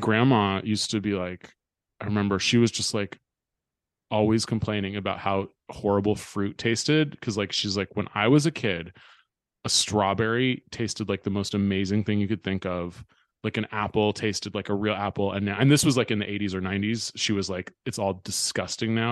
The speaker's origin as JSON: {"language": "English", "area": "Bay Area", "region": "California", "country": "United States", "tie": "born or raised there", "said": "growing up in the Bay Area"}